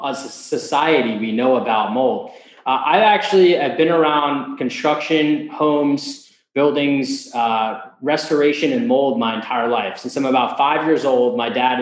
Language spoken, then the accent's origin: English; New Jersey, United States; I'm from the Northeast, New Jersey particularly